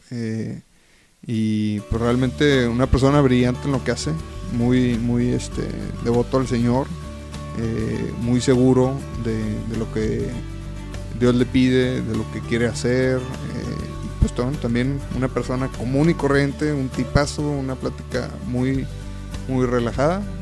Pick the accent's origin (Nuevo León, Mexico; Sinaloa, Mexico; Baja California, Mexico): Nuevo León, Mexico; Monterrey; soy de aquí de Monterrey.